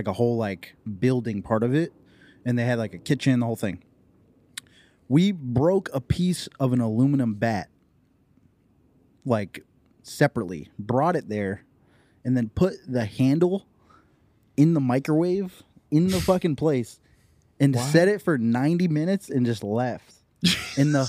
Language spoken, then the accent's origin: English; Western Massachusetts, United States; moved away; I grew up in Western Massachusetts. There ain't shit going on over there.